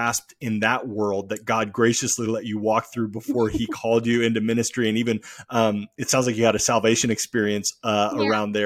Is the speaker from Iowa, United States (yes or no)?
no; Oregon, United States; moved away as an adult; now in Los Angeles, United States; growing up in Oregon, we don't have a professional team